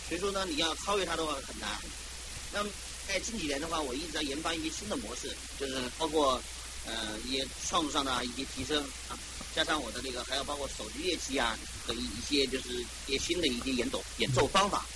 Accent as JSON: {"language": "Chinese", "country": "China", "said": "毕竟我是中国人"}